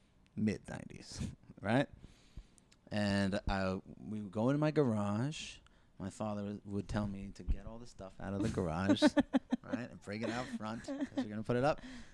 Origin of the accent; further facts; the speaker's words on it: South Shore, Long Island, New York, United States; So I grew up in Long Island.